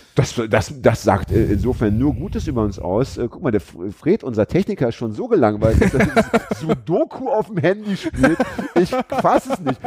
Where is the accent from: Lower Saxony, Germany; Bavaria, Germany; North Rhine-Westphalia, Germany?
Lower Saxony, Germany; Braunschweig; now in Hamburg, Germany; Ich bin ja in Braunschweig groß geworden